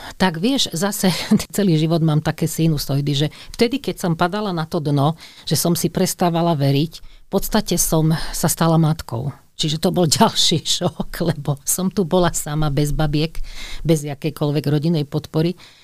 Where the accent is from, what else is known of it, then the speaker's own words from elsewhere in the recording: Radošovce, Trnava Region, Slovakia; also born or lived in Skalica; ja som sa narodila v Skalici, že pochádzam z Radošoviec